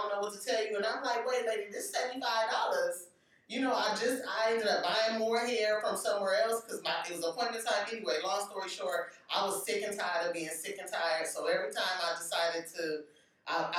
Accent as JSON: {"language": "English", "town": "Compton", "region": "California", "country": "United States", "said": "I'm from Compton"}